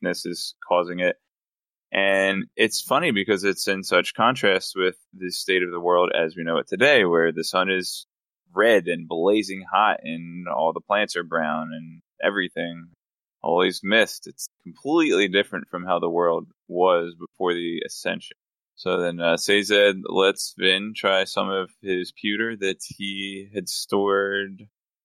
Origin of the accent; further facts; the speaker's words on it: Philadelphia, Pennsylvania, United States; I'm from Philly